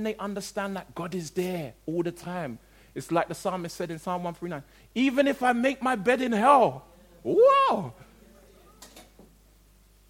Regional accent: London, United Kingdom; the community, if you like, in which I grew up in South London

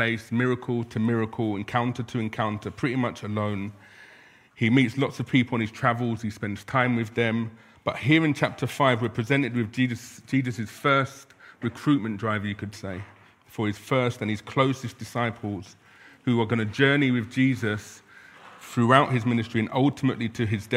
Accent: London, United Kingdom; also born or lived in Balham; I was born in South London and I live in North London

